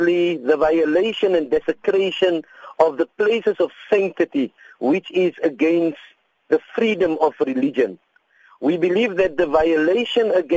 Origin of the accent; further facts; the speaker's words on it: South Africa; we celebrate our being South African, and we are blessed being South Africans